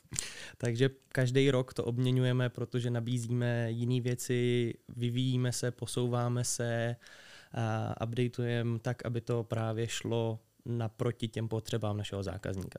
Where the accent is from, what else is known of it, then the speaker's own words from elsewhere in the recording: Liberec, Liberec Region, Czechia; jsem z Liberce